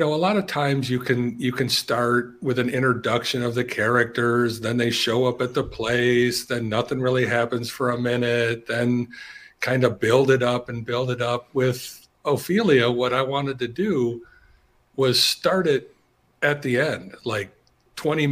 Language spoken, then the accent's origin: English; Michigan, United States; I'm from Michigan